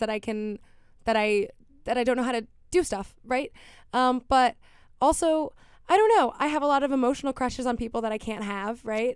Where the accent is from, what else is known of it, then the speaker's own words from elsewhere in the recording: Miami, Florida, United States; I grew up in Miami